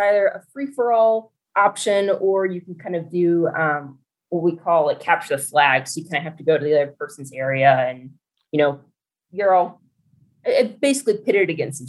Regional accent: Dallas, Texas, United States; So I grew up in Dallas, Texas, and surrounding areas. We moved quite a lot as a kid.

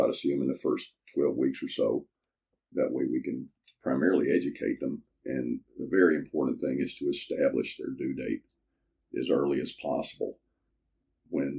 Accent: Greenville, Mississippi, United States; also born or lived in Memphis, Tennessee; I was born in Memphis, but a month after I left Memphis, or my family left Memphis, we moved to Greenville, Mississippi, which is in the Delta. And I grew up there.

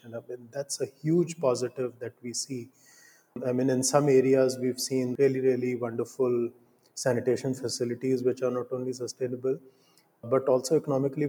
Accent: India; growing up in India and living in India

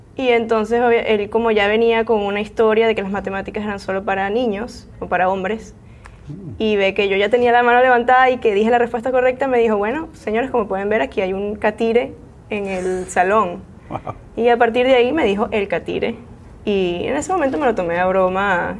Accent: Venezuela; now in San Francisco Bay Area, United States; yo soy venezolana

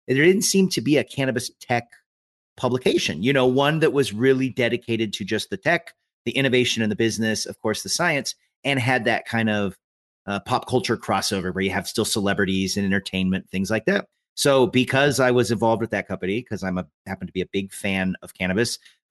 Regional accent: Eastern Washington, United States; I grew up in Eastern Washington

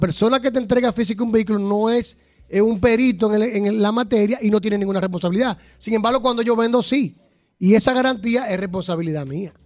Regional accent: Dominican Republic; como decimos el dominicano

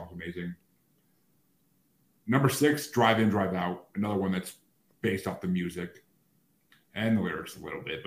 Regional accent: New York, United States; New Yorkers where I'm from

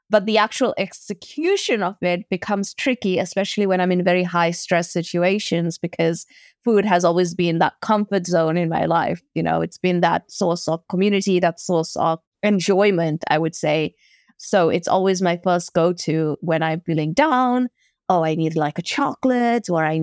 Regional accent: South Africa; So, for example, being South African, we have a big braai culture

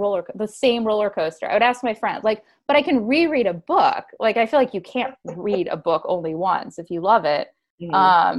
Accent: Sandusky, Ohio, United States; I'm from Sandusky, Ohio.

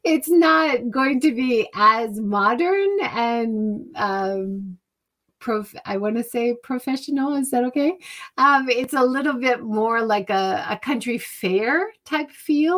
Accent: Hawaii, United States; now in Japan; growing up in Hawaii

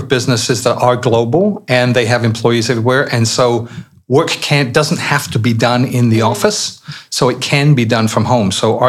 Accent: Barnet, London, United Kingdom; born there; I was born in Barnett.

